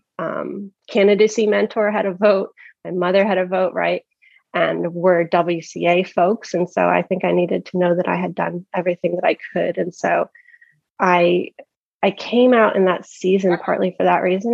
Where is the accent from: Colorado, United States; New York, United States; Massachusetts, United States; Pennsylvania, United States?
Pennsylvania, United States; Philadelphia; moved away as an adult; also born or lived in the South; now in Tucson, United States; went to college in the South, coming from Philadelphia